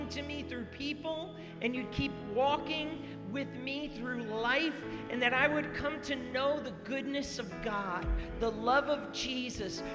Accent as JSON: {"language": "English", "region": "Rhode Island", "country": "United States", "tie": "born or raised there", "said": "When I grew up I was in Rhode Island"}